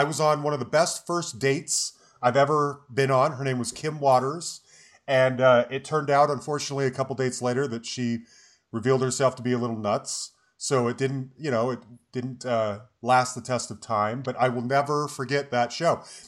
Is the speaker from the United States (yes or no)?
yes; Salt Lake City, Utah, United States; moved away; I'm originally from Salt Lake City